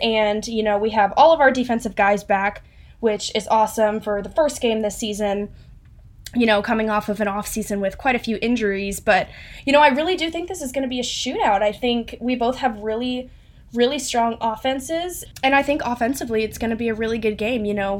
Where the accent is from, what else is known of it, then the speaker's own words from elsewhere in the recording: Dallas, Texas, United States; I mean, I'm from Dallas